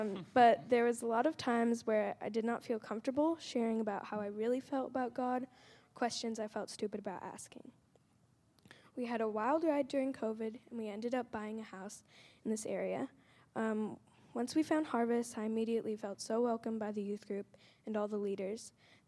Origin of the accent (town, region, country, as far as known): New York City, New York, United States; born or raised there; also born or lived in London